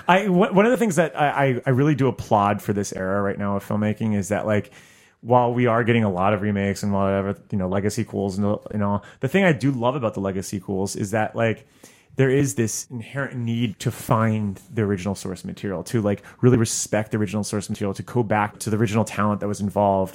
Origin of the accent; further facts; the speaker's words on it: South Florida, United States; my hometown in, uh, South Florida